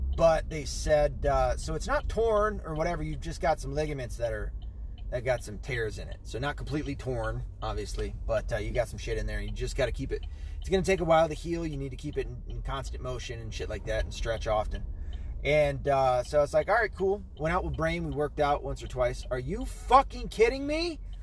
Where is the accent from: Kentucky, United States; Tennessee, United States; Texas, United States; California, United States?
Tennessee, United States; moved away; I'm from Tennessee.